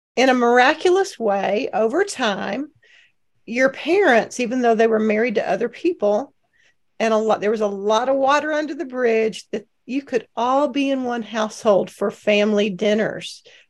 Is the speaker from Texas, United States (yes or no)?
yes; Cleveland, Texas, United States; we all lived in the same town, that Margaret and I grew up in Cleveland, Texas, a little East Texas town